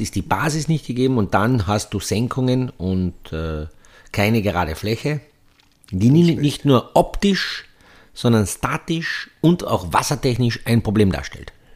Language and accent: German; Petzen area, Carinthia, Austria; der Skiverein, wo ich aufgewachsen bin, der SC Petzen